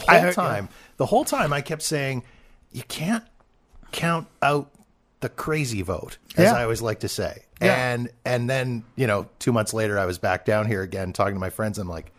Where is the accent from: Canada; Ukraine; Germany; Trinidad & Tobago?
Canada; as a Canadian, we just kind of sit back and go, you know, we eat our all dressed chips and just watch the world burn happening south of the border.